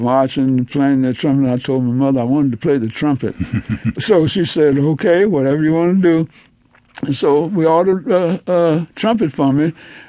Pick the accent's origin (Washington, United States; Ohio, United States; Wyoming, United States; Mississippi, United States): Mississippi, United States; Shelby; born or raised there